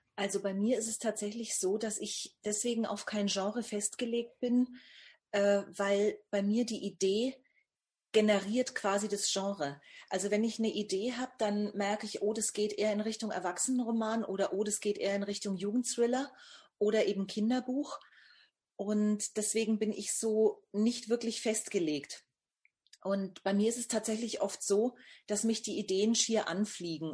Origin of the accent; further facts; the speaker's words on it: Bamberg, Bavaria, Germany; Ich bin geboren in Bamberg. Das liegt also in Nordbayern bzw. Oberfranken